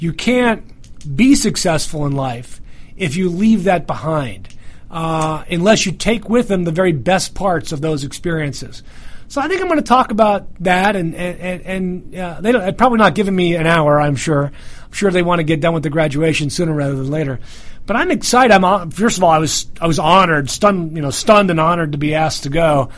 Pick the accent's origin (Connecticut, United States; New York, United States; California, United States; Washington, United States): New York, United States; accent: New York; Well, I think I'll revert to my full New York mode and talk nice and fast just like this, like I normally do.